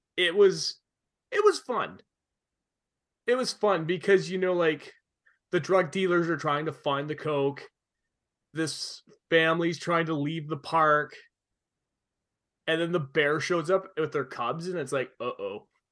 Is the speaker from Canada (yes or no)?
yes; Canada; a kid growing up in Canada